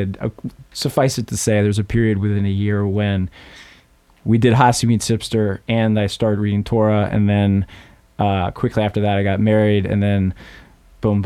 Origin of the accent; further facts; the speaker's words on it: Boston, Massachusetts, United States; moved away as an adult; also born or lived in New York; now in Queens, New York, United States; Boston, suburbs of Boston